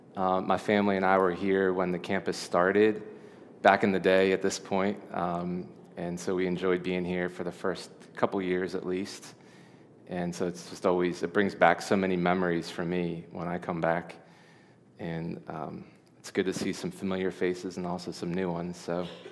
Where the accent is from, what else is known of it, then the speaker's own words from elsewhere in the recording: Delaware, United States; I was born in Delaware. I've lived in Delaware my whole life.